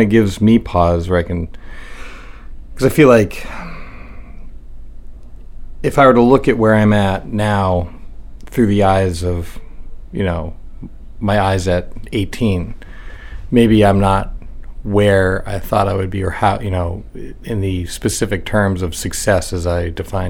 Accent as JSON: {"language": "English", "town": "York", "region": "Maine", "country": "United States", "tie": "born or raised there", "also_born_or_lived": "Dover, New Hampshire", "said": "I'm actually from Cape Natick, which is just south of Ogunquit"}